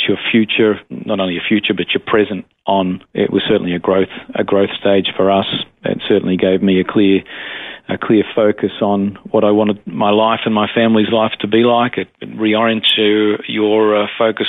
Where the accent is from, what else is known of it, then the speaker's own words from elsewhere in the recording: Melbourne, Victoria, Australia; also born or lived in Adelaide Hills; born and bred Melbourne. This is where I grew up